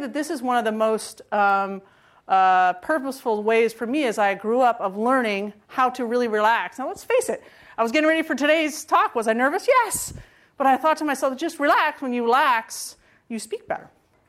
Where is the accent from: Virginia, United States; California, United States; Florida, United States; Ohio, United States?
California, United States; And I was from California. And I thought to myself, what are the chances that I could be the one person picked from California?